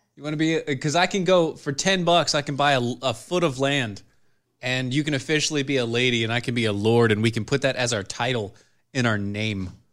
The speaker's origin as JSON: {"language": "English", "country": "United States", "said": "I'm an American"}